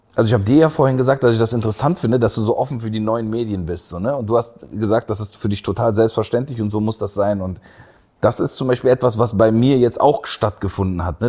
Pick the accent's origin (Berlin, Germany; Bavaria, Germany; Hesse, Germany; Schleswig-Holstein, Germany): Berlin, Germany; moved away as an adult; also born or lived in Istanbul, Turkey / Aachen / Heidelberg; in dem Kreuzberg, in dem ich aufgewachsen bin